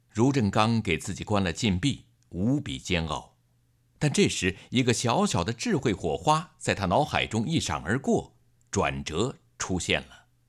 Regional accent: Henan, China; 我的老家在河南，黄河岸边有良田，麦浪滚滚，麦香悠悠

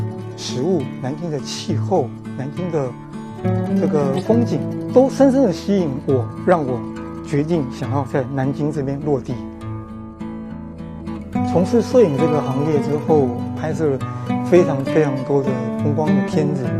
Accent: Taipei, Taiwan; 我来自台湾台北，呃，我是一名摄影师。

